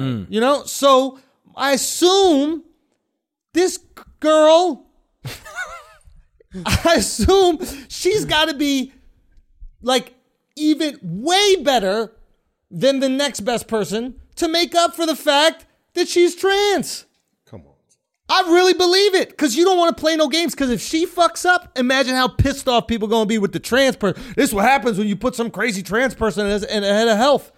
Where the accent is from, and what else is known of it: United States